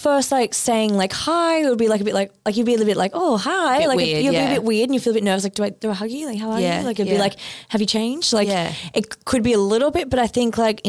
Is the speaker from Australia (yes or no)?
yes; Australia; It was in my name anyway because I'm Australian, he's not.